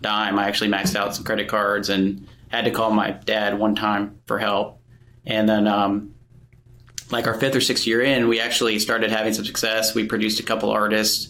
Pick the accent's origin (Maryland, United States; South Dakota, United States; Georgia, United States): Georgia, United States; Atlanta; moved away as an adult; also born or lived in Murfreesboro, Tennessee; I grew up in Atlanta, Georgia.